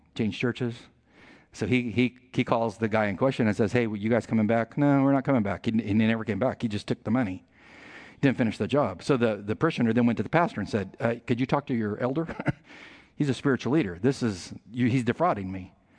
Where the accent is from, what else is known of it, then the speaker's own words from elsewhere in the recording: San Diego, California, United States; We're from San Diego